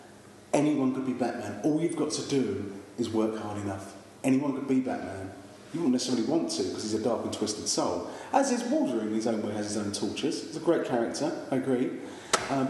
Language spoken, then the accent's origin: English; London, United Kingdom; accent: East End; I can't say that properly because I come from the East End and it betrays me